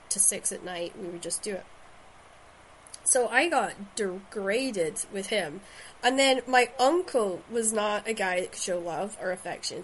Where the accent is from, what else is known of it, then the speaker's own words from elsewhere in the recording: Shetland, Scotland, United Kingdom; growing up in Shetland